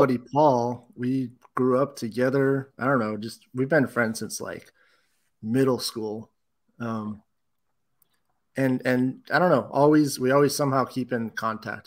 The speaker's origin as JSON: {"language": "English", "area": "Bay Area", "region": "California", "country": "United States", "tie": "born or raised there", "moved": "yes", "lives_now": "Whittier, United States", "said": "I'm actually from the Bay Area"}